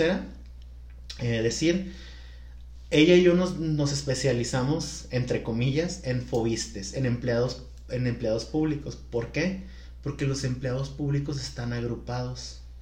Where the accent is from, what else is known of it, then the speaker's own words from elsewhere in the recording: Culiacán, Sinaloa, Mexico; now in Guadalajara, Mexico; soy de Culiacán